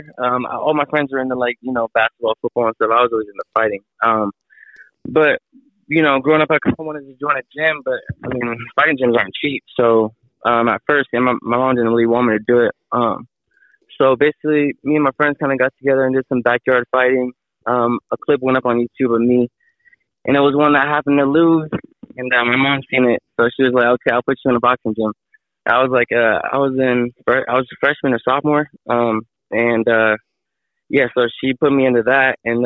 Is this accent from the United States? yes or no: yes; Pittsburg, California, United States; I'm from Pittsburgh, California. I'm inside the Bay Area, like about 30 minutes from Oakland